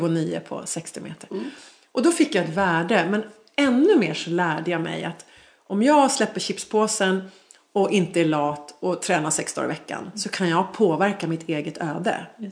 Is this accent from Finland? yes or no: no; Sweden; also born or lived in Dubai; Så jag föddes i Sverige